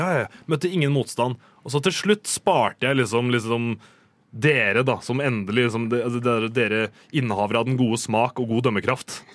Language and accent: Norwegian; Rakkestad, Østfold, Norway; jeg er fra Rakstad